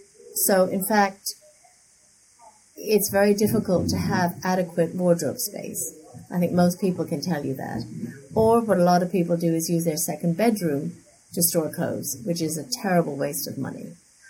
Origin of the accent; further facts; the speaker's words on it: New York, United States; also born or lived in London; now in Hong Kong; My father was a diplomat, and I grew up in New York and spent a lot of my time in London before I moved to Hong Kong in 2010.